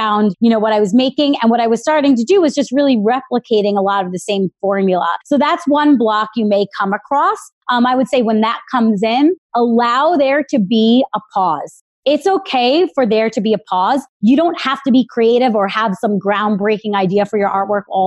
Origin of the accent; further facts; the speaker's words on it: Long Island, New York, United States; I grew up in Long Island